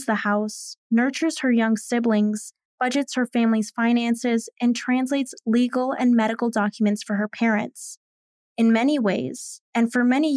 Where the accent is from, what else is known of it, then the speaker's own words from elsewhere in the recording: Chicago, Illinois, United States; a second-generation Mexican-American journalist born and raised in Chicago